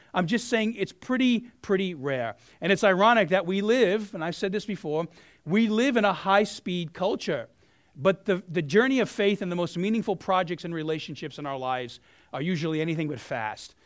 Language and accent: English; New York City, New York, United States; moved away; I'm a South Brooklyn kid